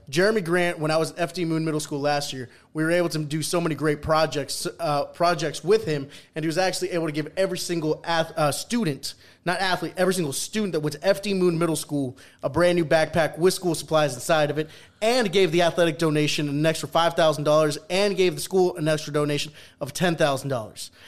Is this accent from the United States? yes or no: no; Peru; first language Spanish; English is a second language; moved away